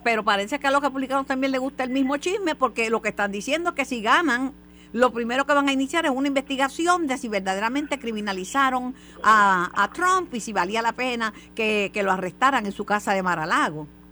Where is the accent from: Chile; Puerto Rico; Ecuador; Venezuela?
Puerto Rico; la, gente nuestra aquí se levanta temprano y va a votar